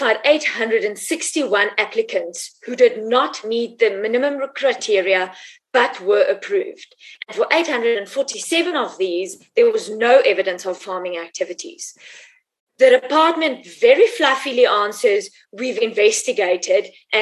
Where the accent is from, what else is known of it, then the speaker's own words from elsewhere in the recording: Free State, South Africa; who comes from the Free State, who comes from Mongol, who knows Dubanshu